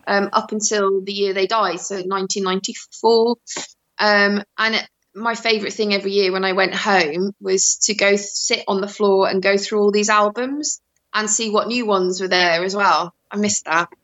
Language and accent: English; Shrewsbury, West Midlands, United Kingdom; also born or lived in Netherlands; I moved to England when I was seven. So I've been in Shropshire since I was seven and Shrewsbury since I was fourteen.